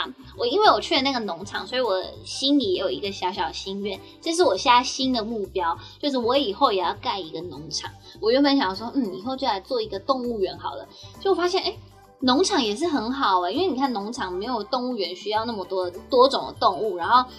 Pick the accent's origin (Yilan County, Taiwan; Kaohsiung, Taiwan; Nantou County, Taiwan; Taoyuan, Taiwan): Nantou County, Taiwan; 我差不多就是会在我们我老家吧，在南投的山上。但我想说，我家南投会不会没有人要来？因为我自己都没有很想回去，太远了。